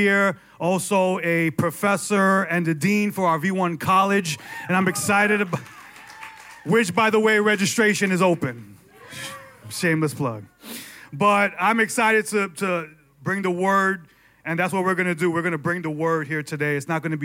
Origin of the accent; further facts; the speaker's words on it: New York, United States; I was born and raised in New York